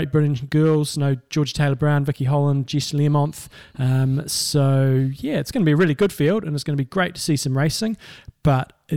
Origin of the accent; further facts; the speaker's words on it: New Zealand; I'm a Kiwi